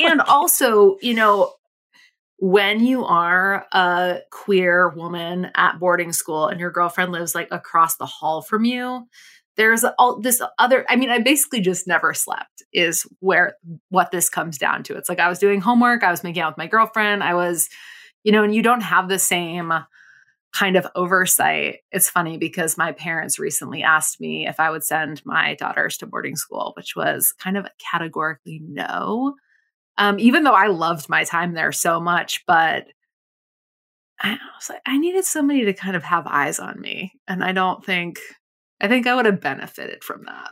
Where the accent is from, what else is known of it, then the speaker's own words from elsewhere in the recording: Provincetown, Massachusetts, United States; I grew up in Provincetown in, on Cape Cod